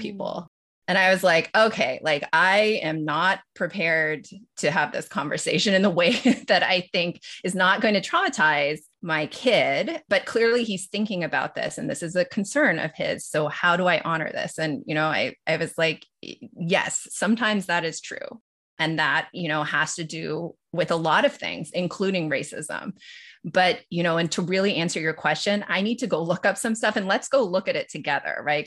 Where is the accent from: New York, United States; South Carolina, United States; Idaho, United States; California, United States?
California, United States; Los Angeles; also born or lived in Tokyo, Japan; I grew up in Los Angeles and split a lot of my time with Tokyo